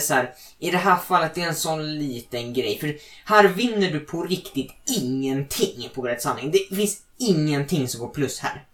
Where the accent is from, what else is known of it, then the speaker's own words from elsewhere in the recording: Sweden; jag är fett stolt svensk